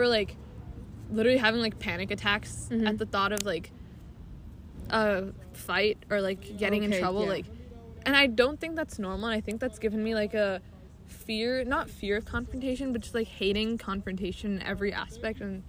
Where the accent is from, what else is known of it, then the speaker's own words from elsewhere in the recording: Alaska, United States; we are Alaskan